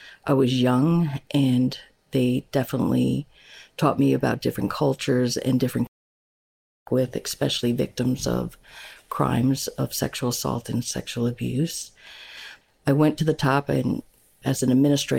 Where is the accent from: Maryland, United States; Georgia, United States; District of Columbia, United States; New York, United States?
New York, United States; Long Island; moved away as an adult; also born or lived in Tiverton, Rhode Island / Fall River, Massachusetts / South Carolina; I'm a native New Yorker. I was born and raised on Long Island, New York